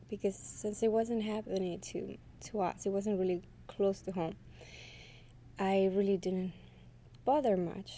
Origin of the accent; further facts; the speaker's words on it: Mexico; now in United States; I live here in the U.S. I'm originally from Mexico.